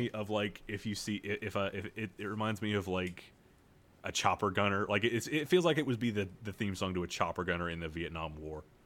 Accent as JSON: {"language": "English", "country": "United States", "said": "I'm an American"}